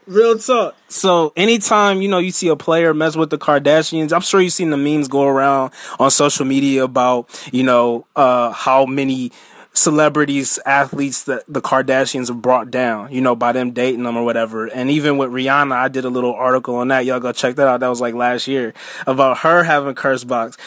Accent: Cleveland, Ohio, United States; I'm from Cleveland

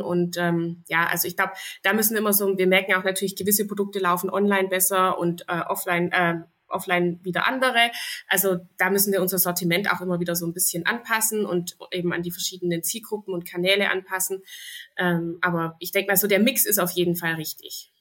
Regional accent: Zollernalbkreis, Baden-Württemberg, Germany; hier hier bei uns in Baden-Württemberg und sogar im Zollernalbkreis

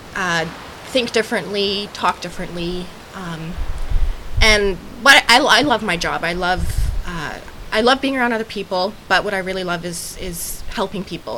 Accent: Calgary, Alberta, Canada; I am from Canada. So my husband and I are both from Calgary, Alberta

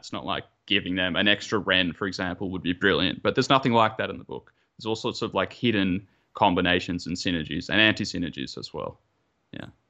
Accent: Melbourne, Victoria, Australia; moved away as an adult; now in Japan; I'm originally from Melbourne, uh, part of the Model Citizens Club, but recently moved to Japan

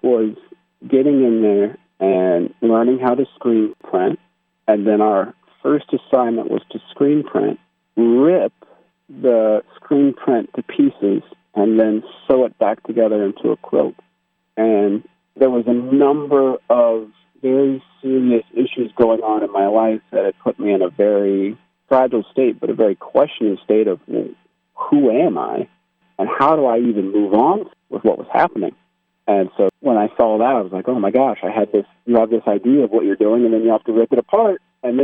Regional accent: United States; I am American

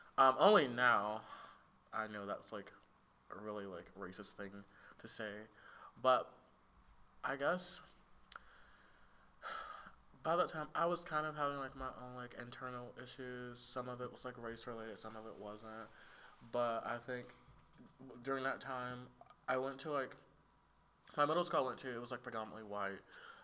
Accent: Tuscaloosa, Alabama, United States; born or raised there

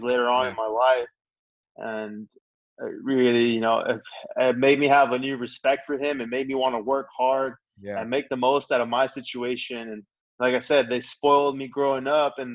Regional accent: Texas, United States; I was born in Texas, and my mom and dad are both from Mexico.

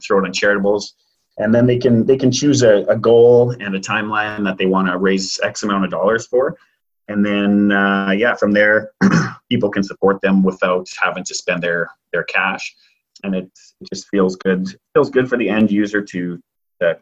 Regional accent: Abbotsford, British Columbia, Canada; I grew up in Abbotsford and it's an extremely charitable city

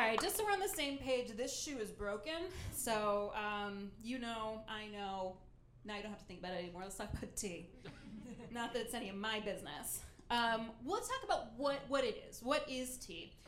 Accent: Ohio, United States; my home state of Ohio

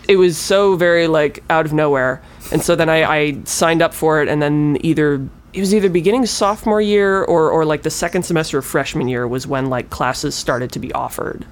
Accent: near Milwaukee, Wisconsin, United States; moved away as an adult; also born or lived in Los Angeles; I'm from Wisconsin, close-ish to Milwaukee

